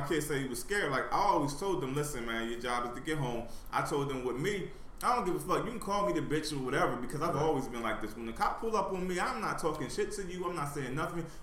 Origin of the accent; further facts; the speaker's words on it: Camden, New Jersey, United States; I grew up in Camden.